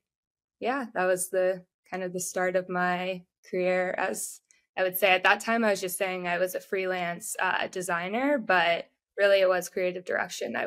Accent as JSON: {"language": "English", "town": "Atlanta", "region": "Georgia", "country": "United States", "also_born_or_lived": "Texas", "moved": "as an adult", "said": "I'm from Atlanta, Georgia, originally"}